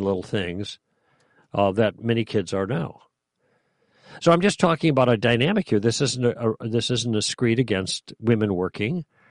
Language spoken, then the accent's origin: English; Chicago, Illinois, United States; I grew up in Chicago